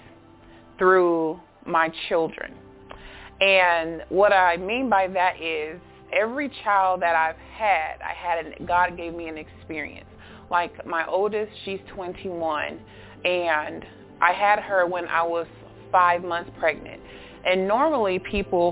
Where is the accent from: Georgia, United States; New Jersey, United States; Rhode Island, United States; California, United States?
Georgia, United States; Augusta; I'm from Augusta, Georgia